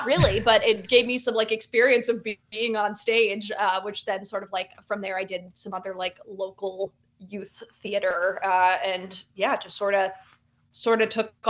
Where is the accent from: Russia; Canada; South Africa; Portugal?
Canada; Toronto, Ontario; also born or lived in New Jersey, United States / Illinois, United States; I was born in New Jersey, but I was raised. We moved around a ton, so I spent a bunch of time in sort of like northern Illinois, and then we moved up to Toronto, and that was sort of where I finished up high school.